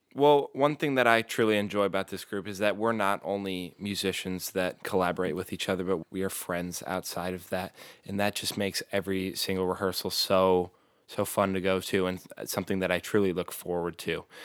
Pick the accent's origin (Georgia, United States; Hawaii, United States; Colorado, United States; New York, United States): Colorado, United States; Colorado Springs; I'm 18 years old and I'm from Colorado Springs, Colorado